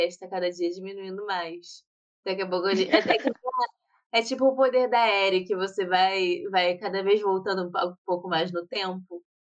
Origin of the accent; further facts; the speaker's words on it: Paraná, Brazil; Eu sou do Paraná.